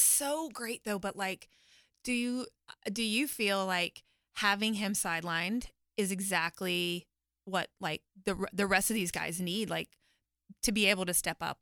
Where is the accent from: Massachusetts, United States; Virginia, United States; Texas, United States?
Texas, United States; Waco; I'm from Waco